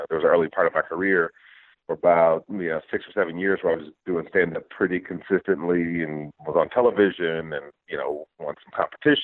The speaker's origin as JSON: {"language": "English", "town": "Detroit", "region": "Michigan", "country": "United States", "tie": "born or raised there", "said": "I grew up in Detroit. So just kind of like my hometown was growing up in the, you know, in the city"}